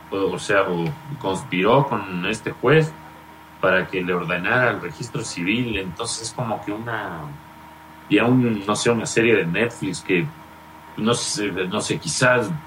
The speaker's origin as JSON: {"language": "Spanish", "country": "Ecuador", "said": "la justicia falló y le, le ordenó al registro civil que me escribiera como ecuatoriano"}